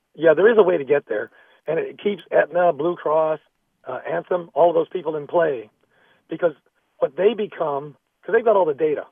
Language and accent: English; Canada; now in Camarillo, United States; I grew up in Canada